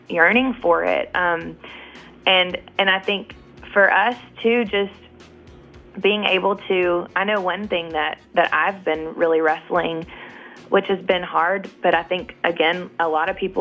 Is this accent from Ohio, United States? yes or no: no; Nashville, Tennessee, United States; I'm born and raised in Nashville and walked up and down those streets my entire life